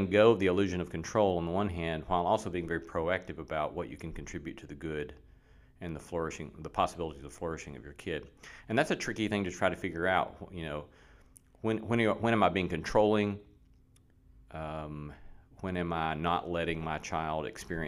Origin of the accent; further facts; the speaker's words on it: Alabama, United States; moved away; I grew up in Alabama